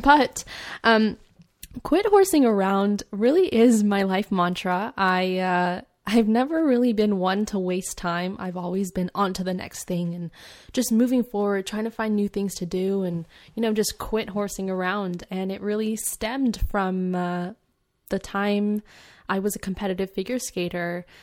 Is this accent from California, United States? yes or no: yes; California, United States; also born or lived in Edmonton, London, United Kingdom; My family, my mom, my dad, and I, we moved out here to California because of my dad's job relocation